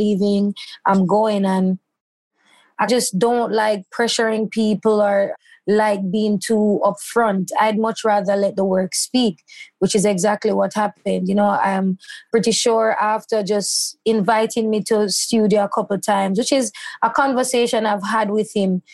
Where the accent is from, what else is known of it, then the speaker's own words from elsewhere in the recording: Christiana, Manchester Parish, Jamaica; moved away as an adult; now in Kingston, Jamaica; I moved from my hometown in Christiana